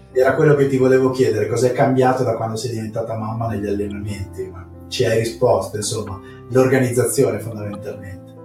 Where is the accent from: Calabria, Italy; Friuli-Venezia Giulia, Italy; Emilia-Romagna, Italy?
Emilia-Romagna, Italy; Faenza; qui a Faenza